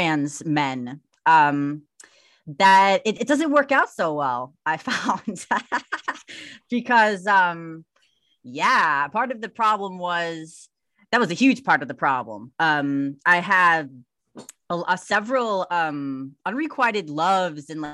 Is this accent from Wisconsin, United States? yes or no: yes; Milwaukee, Wisconsin, United States; I grew up in Milwaukee, Wisconsin